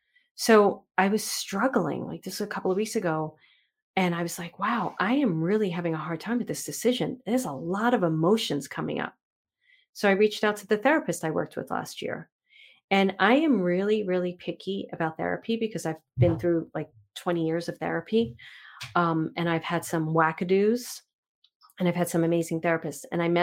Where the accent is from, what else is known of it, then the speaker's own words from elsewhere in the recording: New York City, New York, United States; I grew up in Manhattan and Brooklyn.